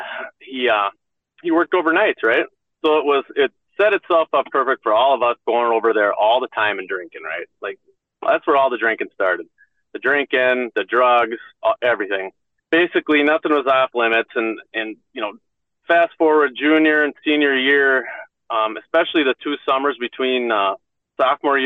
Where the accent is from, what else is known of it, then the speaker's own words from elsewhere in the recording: Ham Lake, Minnesota, United States; I grew up in the Minneapolis area, in a little town called Ham Lake